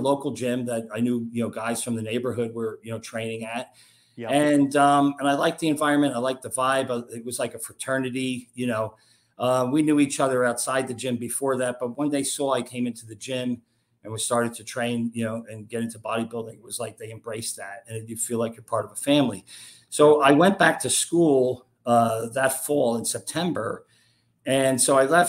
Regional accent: Bloomfield, New Jersey, United States; Where I grew up in New Jersey, in North Jersey, was a town called Bloomfield

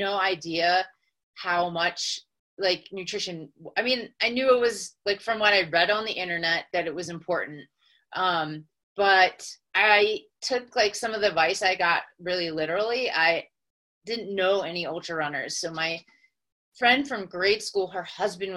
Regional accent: West Chester, Pennsylvania, United States; moved away as an adult; also born or lived in Brooklyn, New York / Philadelphia, Pennsylvania; now in Colorado, United States; I'm from Westchester, Pennsylvania, and I grew up there

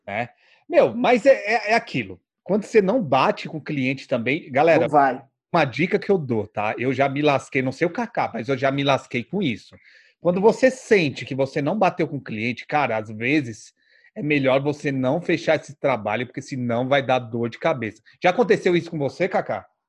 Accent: São Paulo, Brazil; eu sou de São Paulo aqui

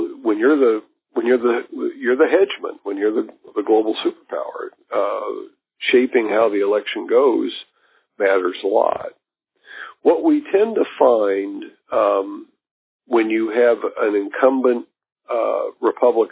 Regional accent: Kansas City, Missouri, United States; I grew up in Kansas City, and it's a bit of a railroad hub

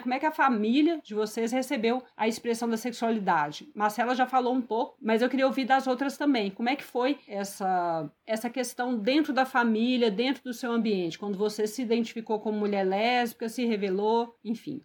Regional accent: Minas Gerais, Brazil; eu sou mineira

